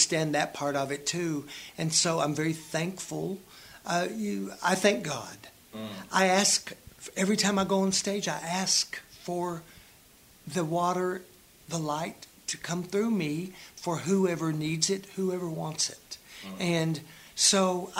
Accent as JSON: {"language": "English", "town": "Greeneville", "region": "Tennessee", "country": "United States", "tie": "born or raised there", "said": "I didn't even know I lived in Appalachia growing up in Greenville"}